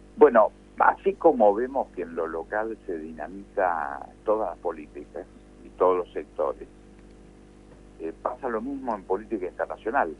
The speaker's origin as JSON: {"language": "Spanish", "country": "Argentina"}